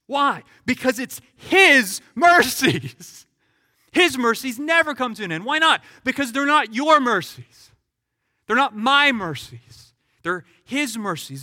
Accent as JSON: {"language": "English", "country": "United States", "said": "as an American."}